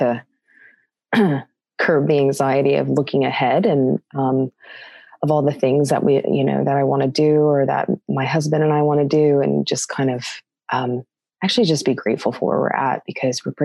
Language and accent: English; California, United States; also born or lived in San Diego; So I grew up in California. I'm half Australian.